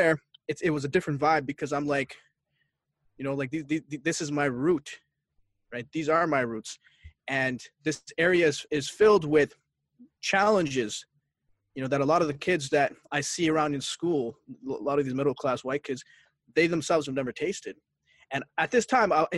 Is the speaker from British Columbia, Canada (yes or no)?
no; Barrie, Ontario, Canada; also born or lived in Boston, Massachusetts, United States; I grew up in Canada